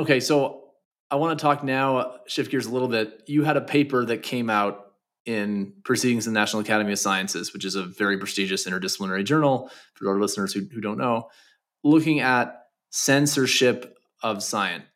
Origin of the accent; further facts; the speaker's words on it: Canada; I'm from Canada